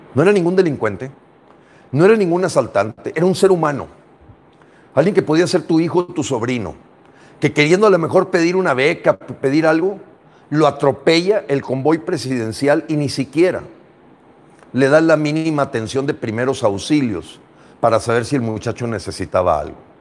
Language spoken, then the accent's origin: Spanish; Mexico; Somos mexicanos